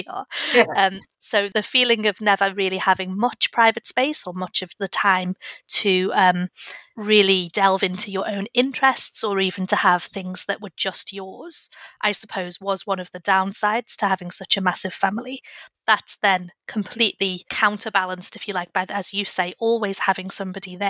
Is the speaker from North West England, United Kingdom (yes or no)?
yes; Liverpool, North West England, United Kingdom; I grew up in Liverpool